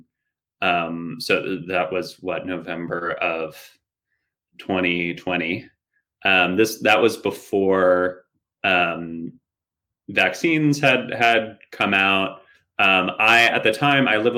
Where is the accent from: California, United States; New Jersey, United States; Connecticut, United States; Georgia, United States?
New Jersey, United States; moved away as an adult; now in Brooklyn, United States; I grew up in the New York area, New Jersey, and then I've lived here in Brooklyn for coming up on 4 or 5 years